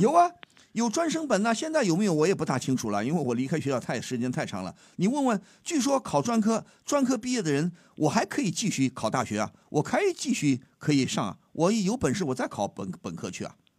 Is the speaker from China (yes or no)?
yes; China; 我们中国人